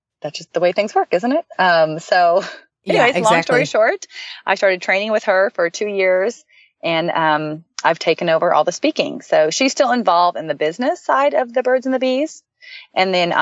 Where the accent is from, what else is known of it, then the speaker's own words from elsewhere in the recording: Dallas, Texas, United States; I'm from Dallas, Texas